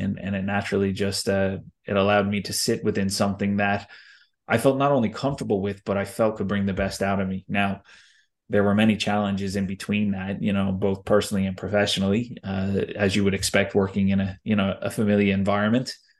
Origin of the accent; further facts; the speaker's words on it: United States; moved away; growing up in the States